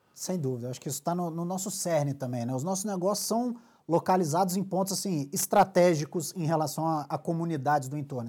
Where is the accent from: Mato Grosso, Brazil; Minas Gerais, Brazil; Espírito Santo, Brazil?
Espírito Santo, Brazil; now in Rio de Janeiro, Brazil; eu sou carioca, ou capixaba, perdão, nascido e criado